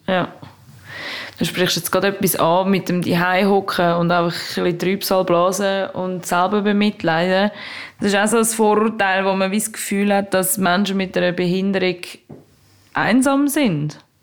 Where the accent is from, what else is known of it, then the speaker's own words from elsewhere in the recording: Zurich, Switzerland; Zürich, dort wo ich herkomme